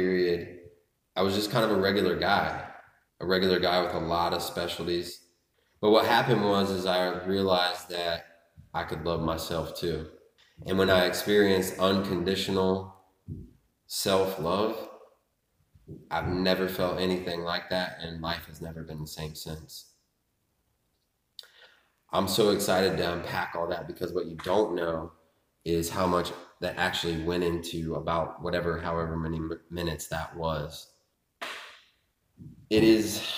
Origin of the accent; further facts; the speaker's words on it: Lebanon, Ohio, United States; also born or lived in Richmond, Indiana; we moved to Lebanon, Ohio when I was 5